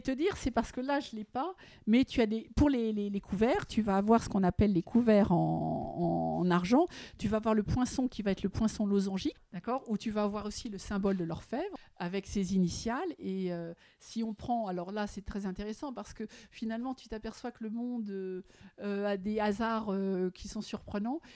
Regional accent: Paris, Île-de-France, France; J'ai vécu l'Art Nouveau au quotidien avec cet immeuble qui est l'hôtel La Virotte, qui se trouve, que tout le monde connaît, avenue Rapp, au 29. C'est là où je suis née, c'est là où j'ai grandi

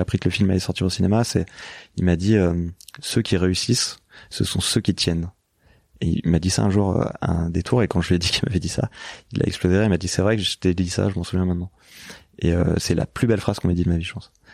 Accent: Lyon, Auvergne-Rhône-Alpes, France; moved away as an adult; also born or lived in Paris; je débarquais de province je venais de Lyon

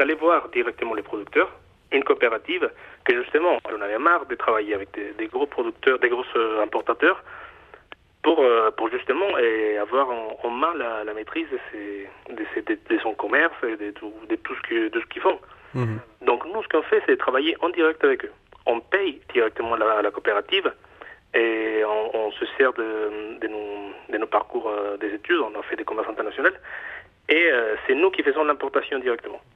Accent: Mexico; accent: Mexican; French is a second language; now in Nantes, France; mon accent, euh, moi je suis mexicain d'origine.

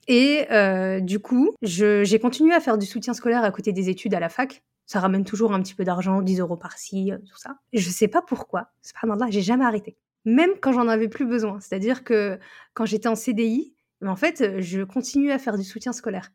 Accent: northern France, France; je viens du nord de la France

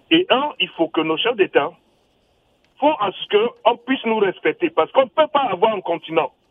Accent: Cameroon; now in France; moi je suis camerounais.

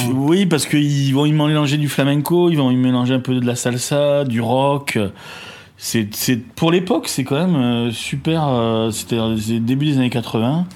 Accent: Paris, Île-de-France, France; also born or lived in Marseille; je suis né à Marseille, mais j'ai vécu mes premières années sur Paris

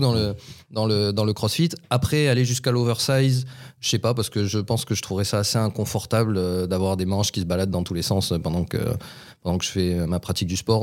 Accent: Toulouse, Occitania, France; chez nous, à Toulouse

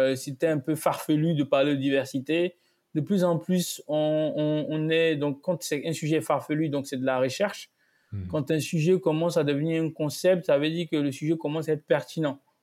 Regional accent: Côte d’Ivoire; moved away as an adult; also born or lived in United States; now in France; Je suis né, j'ai grandi en Côte d'Ivoire

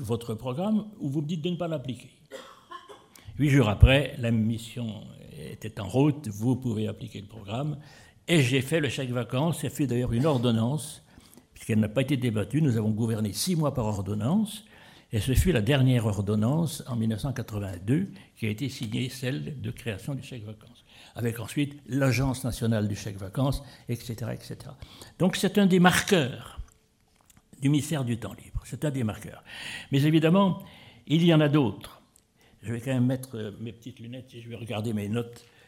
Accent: Épinal, Grand Est, France; je suis d'Épinal

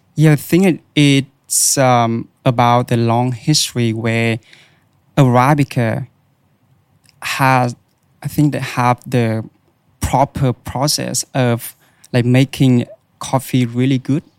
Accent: Vietnam; moved away as an adult; now in Australia; in Vietnam, where I, I was born and raised

